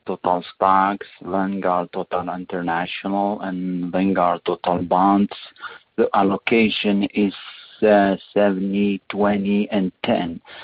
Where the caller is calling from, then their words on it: Kansas, United States; English is a second language; moved away as an adult; I'm calling from Kansas